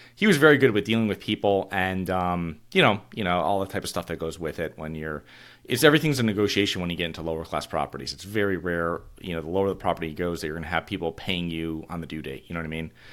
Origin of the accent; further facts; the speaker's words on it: Avon, Connecticut, United States; moved away; So I'm originally from Connecticut, and these are in a, um, I'm from a small town called Avon